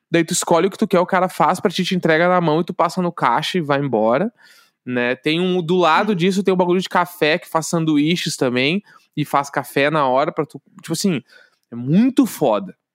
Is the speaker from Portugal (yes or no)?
no; Brazil; Os caras têm que pegar meu passaporte, eu sou brasileiro do nada.